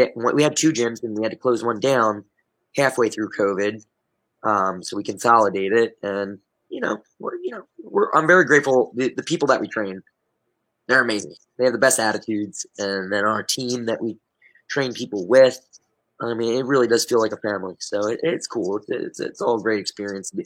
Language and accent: English; Delaware County, Pennsylvania, United States; I grew up in Delaware County, Pennsylvania